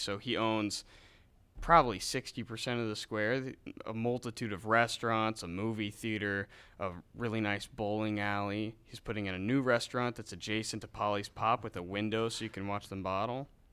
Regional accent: Independence, Missouri, United States; My hometown is Independence, Missouri

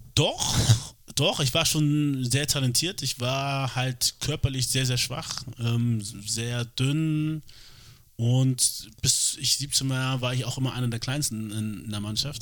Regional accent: Hamburg, Germany; ich, obwohl ich hier geboren bin, aufgewachsen bin äh, und Deutsch natürlich die Sprache ist, die ich am besten spreche

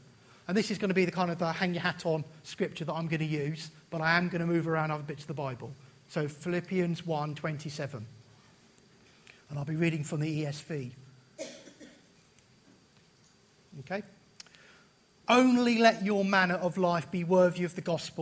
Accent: United Kingdom; as British people

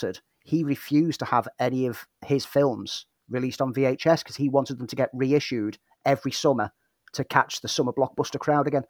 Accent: Prescot, North West England, United Kingdom; moved away; St. Helens, back home, just on the outskirts of Prescott, which is my hometown

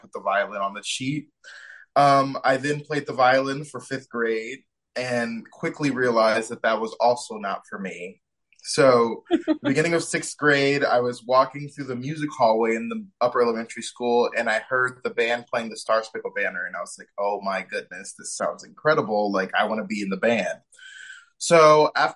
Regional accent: Shaker Heights, Ohio, United States; now in Fort Worth, United States; I grew up more specifically in Shaker Heights, Ohio

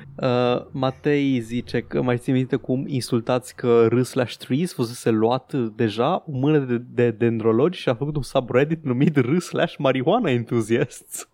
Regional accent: Transylvania, Romania; accent: Transylvanian; din accentul meu, sunt ardelean

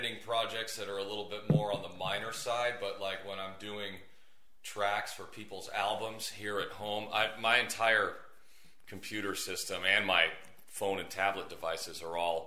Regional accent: California, United States; now in Las Vegas, United States; I'm from California, and I moved right here to Las Vegas

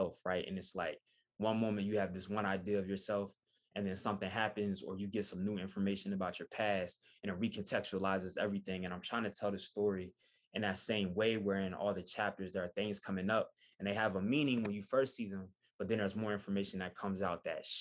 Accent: Wilmington, Delaware, United States; moved away as an adult; now in Philadelphia, United States; before I even moved to Philadelphia, where I live now, I'm originally from Wilmington.

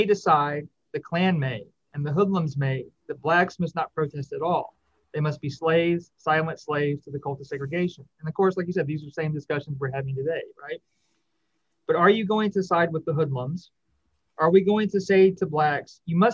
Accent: Shreveport, Louisiana, United States; the Shreveport Times, which was my hometown paper in 1963

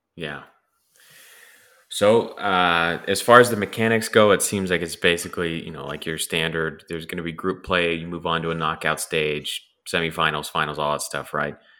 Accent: Los Angeles, California, United States; moved away; also born or lived in Cleveland; I grew up in Los Angeles

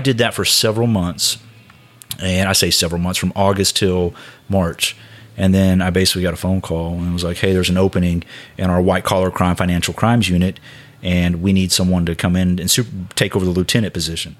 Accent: Houston, Texas, United States; moved away as an adult; now in Tulsa, United States; I grew up in Houston.

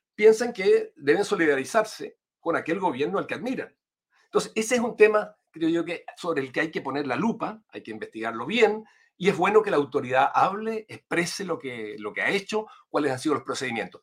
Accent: Chile

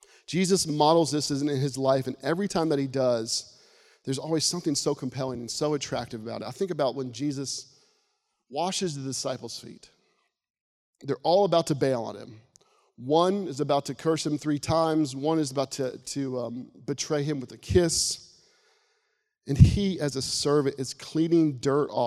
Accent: Florida, United States; a small town where I grew up in Florida

